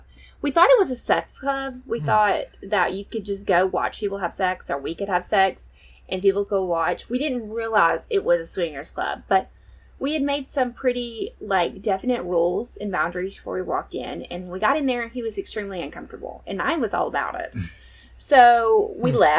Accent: Southeast U.S., United States; I'm originally from the Southeast U.S.

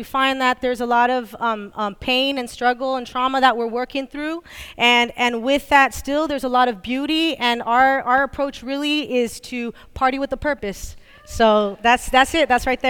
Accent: Sanger, California, United States; I'm from Sanger, actually, California. and many of us that are part of Dulce Up Front are from rural communities, actually outside of the Fresno area.

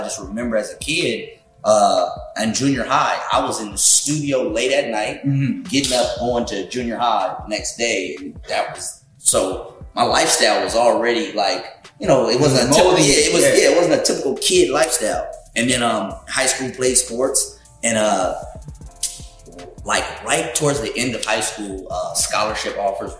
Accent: California, United States; I'm from Pequannock, California. Okay. Born and raised.

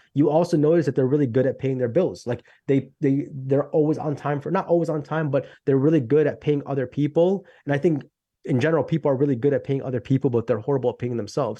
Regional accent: Chicago, Illinois, United States; I'm from Chicago, Illinois.

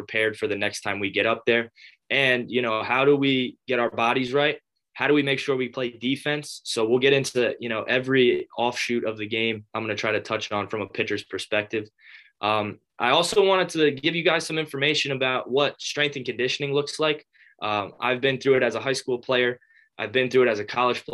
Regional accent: North Brunswick, New Jersey, United States; I grew up in New Jersey, from North Brunswick, right in the middle of the state.

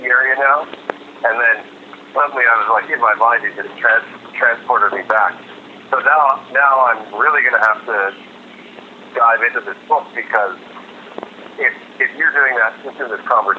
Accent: Vancouver, British Columbia, Canada; That's my hometown.

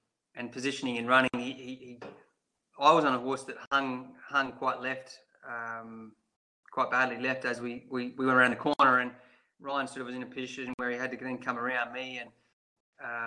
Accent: Streaky Bay, South Australia, Australia; Streaky Bay, which is where I grew up

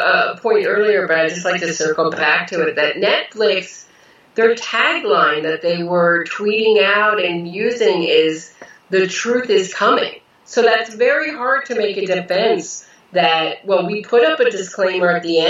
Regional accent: Pennsylvania, United States; You know, I grew up in Pennsylvania, about an hour, 45 minutes outside of New York.

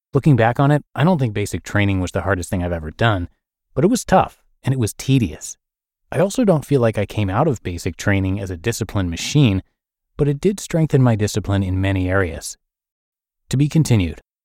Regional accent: United States; my being American

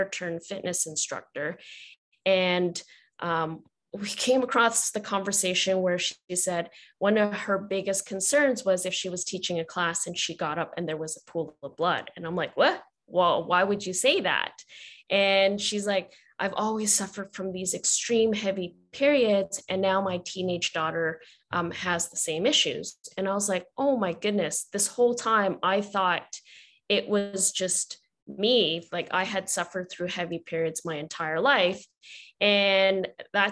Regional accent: Vancouver, British Columbia, Canada; I'm born and raised in Vancouver, Canada

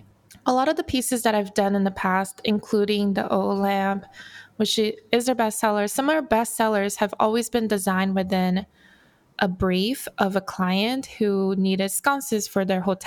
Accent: Brazil; now in Los Angeles, United States; So I am also an immigrant. I immigrated from Brazil to Los Angeles. Grew up with a single mom who worked so many jobs to make it work.

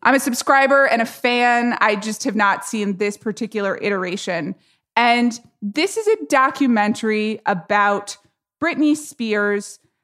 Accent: Atlanta, Georgia, United States; I grew up in Atlanta, Georgia

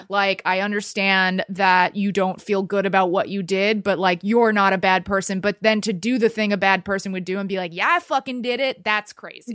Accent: Texas, United States; also born or lived in New York; now in Los Angeles, United States; I've only lived here two years, and I lived in New York before that, and I grew up in Texas.

